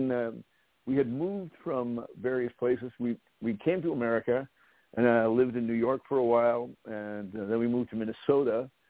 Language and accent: English; Norway; born there; I was born in Norway